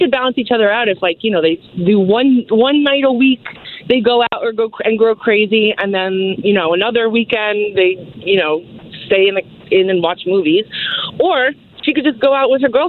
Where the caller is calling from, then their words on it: Raleigh, North Carolina, United States; I'm calling from Raleigh. So I am around her age. I'm like a little bit older.